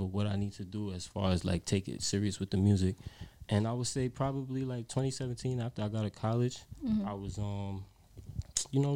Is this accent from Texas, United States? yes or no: no; New York City, New York, United States; I grew up in Brooklyn. You know, I'm from New York.